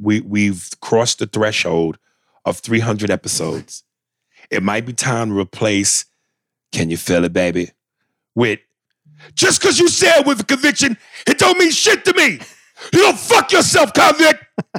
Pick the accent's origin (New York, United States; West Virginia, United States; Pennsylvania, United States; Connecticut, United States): New York, United States; Bronx; I'm an 80s kid born and raised in the Bronx, so breakdancing, graffiti, and hip-hop music is the essence of the Bronx.